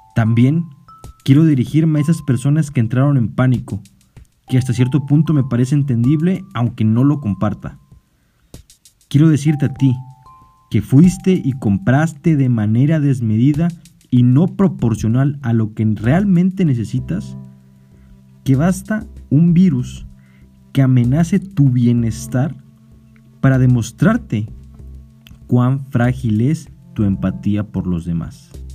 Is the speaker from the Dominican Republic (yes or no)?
no; Mexico; como mexicanos